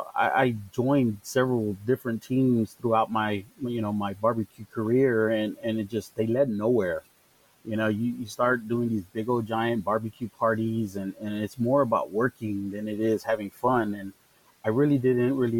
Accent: Chicago, Illinois, United States; moved away; also born or lived in Pasadena, Texas; I was born and raised in Chicago

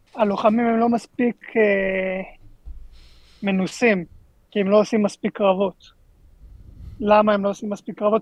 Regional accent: Israel; אנחנו ישראלים

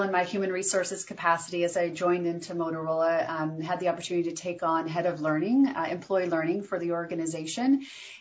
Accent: North Carolina, United States; I grew up in North Carolina and went to school at NC State

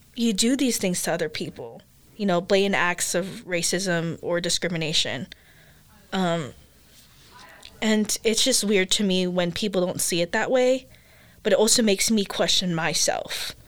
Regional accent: United States; first language English; also born or lived in Philippines; I am Asian American because I grew up here. Like I grew up in the American culture.

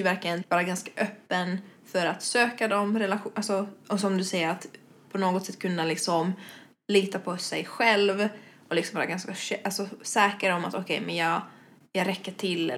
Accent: Espoo, Uusimaa, Finland; moved away as an adult; now in Stockholm, Sweden; bodde jag i Finland, i Esbo ja. ungefär Helsingfors-trakterna

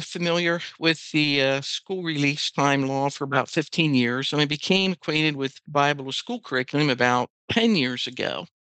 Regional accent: Lancaster County, Pennsylvania, United States; I was born right here in Lancaster County into a Christian home

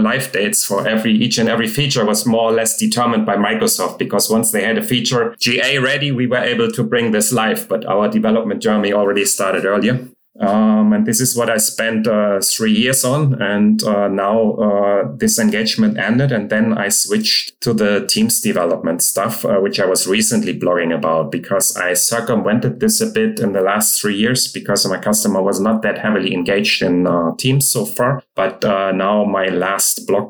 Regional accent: Hamburg, Germany; now in Munich, Germany; I'm from Germany, living in Munich, but born in Hamburg.

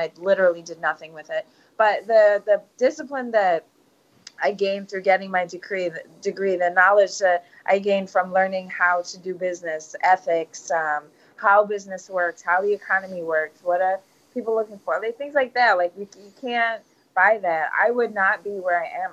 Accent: New York City, New York, United States; I come from a little place in Brooklyn where most people don't get out. Most people don't leave the neighborhood, let alone travel

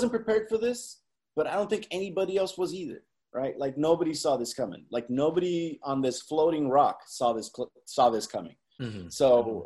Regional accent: California, United States; also born or lived in Zacatecas, Mexico; I was born here in California, but I've also lived 3 years in Zacatecas, Mexico

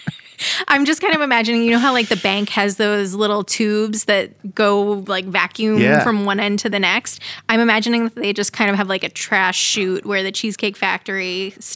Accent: Long Island, New York, United States; also born or lived in Boston, United States / Los Angeles, United States; now in Kansas City, United States; Chili wasn't really a thing on Long Island

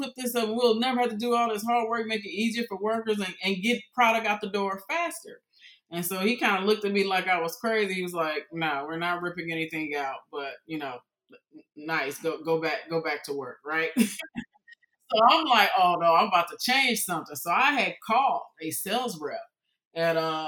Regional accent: Houston, Texas, United States; I was raised in Houston, Texas when I was a kid.

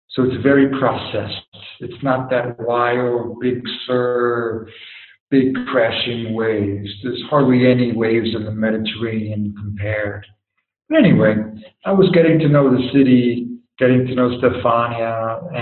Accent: United States; moved away as an adult; now in Sicily, Italy; as an American

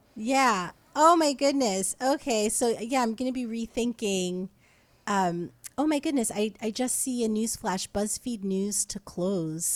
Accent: New Jersey, United States; moved away as an adult; also born or lived in Brooklyn; now in Los Angeles, United States; I'm from New Jersey

